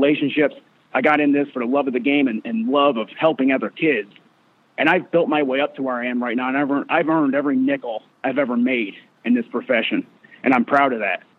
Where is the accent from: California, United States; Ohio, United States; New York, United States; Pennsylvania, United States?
Pennsylvania, United States; Northampton; moved away as an adult; now in Lubbock, United States; I'm from Pennsylvania. I'm a Northampton Concrete kid.